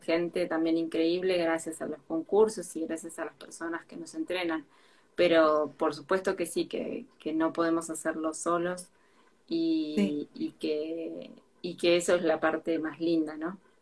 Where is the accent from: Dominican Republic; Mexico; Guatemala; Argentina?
Argentina; moved away as an adult; now in France; desde que me fui de Argentina